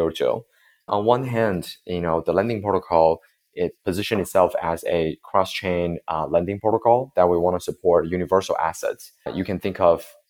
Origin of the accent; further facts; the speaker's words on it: Beijing, China; I'm from Beijing